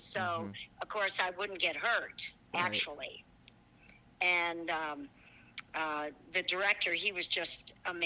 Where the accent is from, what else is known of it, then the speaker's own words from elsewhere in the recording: Minnesota, United States; moved away as an adult; also born or lived in Columbia, Missouri; I'm originally from Minnesota